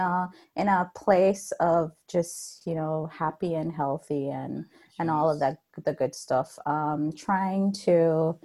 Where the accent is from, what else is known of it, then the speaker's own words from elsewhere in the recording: Jamaica; moved away; I was born and raised in Jamaica.